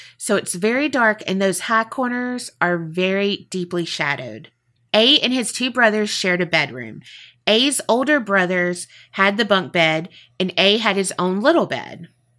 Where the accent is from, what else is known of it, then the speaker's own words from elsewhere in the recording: Iowa, United States; We're from Iowa, so those aren't quite as common around here.